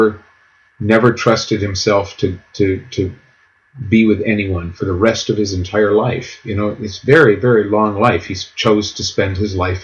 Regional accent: United States; as an American

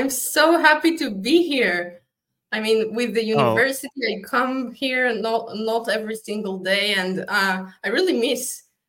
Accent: Israel; first language Hebrew; English is a second language

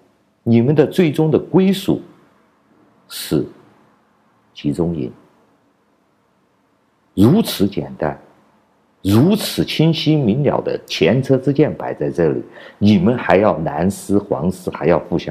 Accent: China; 你们没有像我们中国人一样跪倒在这个老胖子面前，你们就不配做奴隶的。你们和我们中国人永远都没有平起平坐的资格的，因为我们都是跪倒在地上的。

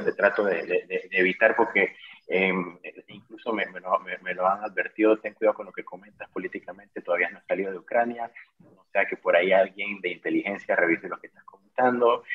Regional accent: Panama; moved away as an adult; also born or lived in Ukraine; now in Lviv, Ukraine; yo soy empresario panameño

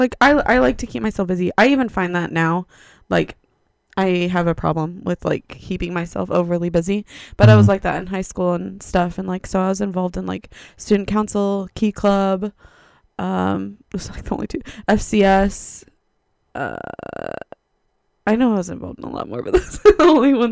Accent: northern Indiana, United States; I grew up in a small little town in Indiana, which is actually where we currently live. It's in northern Indiana

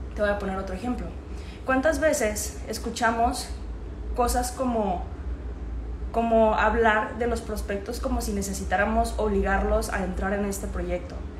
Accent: Guadalajara, Jalisco, Mexico; moved away as an adult; now in Medellín, Colombia; soy de Guadalajara, Jalisco, México, pero actualmente estoy viviendo en Medellín, Colombia

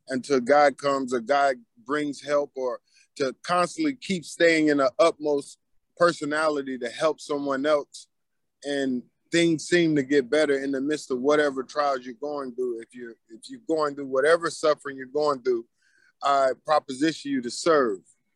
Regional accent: Killeen, Texas, United States; I grew up in Killeen, Texas

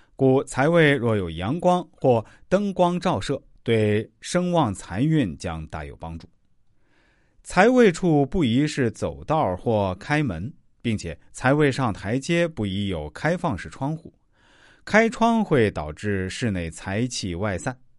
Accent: China; 我们中国人

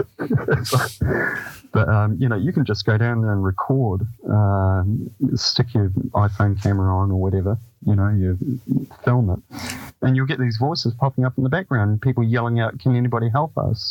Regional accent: Dunedin, Otago, New Zealand; the house I grew up on in Saddle Hill in Dunedin.

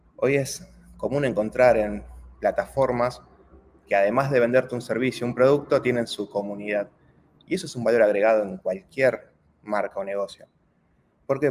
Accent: Argentina; also born or lived in Turin, Italy; como muchos argentinos, en lugar de esperar el proceso acá en Argentina

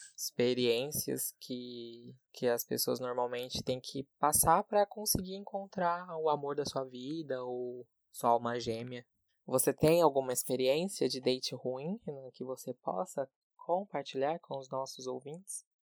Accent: Brazil; eu sou brasileiro

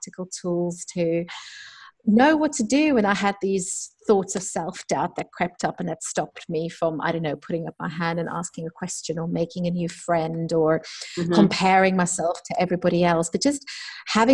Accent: South Africa; moved away as an adult; also born or lived in London; I'm from South Africa.

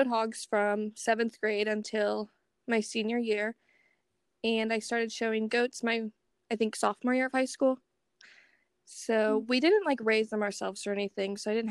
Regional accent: Clark County, Ohio, United States; I'm from Clark County, so it's a bigger fair than Champaign County

